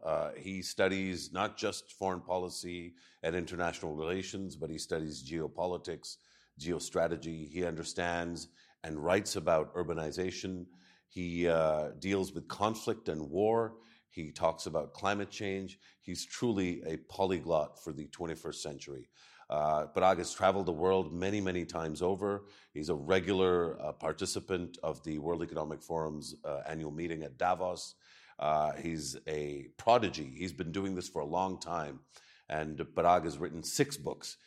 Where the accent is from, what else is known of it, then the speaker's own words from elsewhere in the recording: Pakistan; as a Pakistani